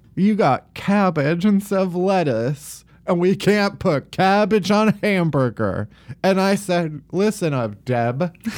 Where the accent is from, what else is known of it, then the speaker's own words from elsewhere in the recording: outside of Chicago, Illinois, United States; I'm a full Yankee. I'm, I grew up outside of Chicago, so it's p-, pretty, pretty far north, actually